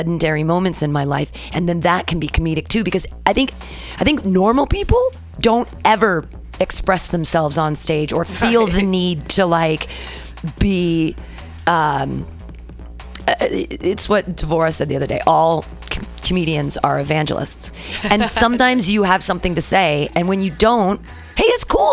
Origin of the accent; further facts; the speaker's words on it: United States; growing up in America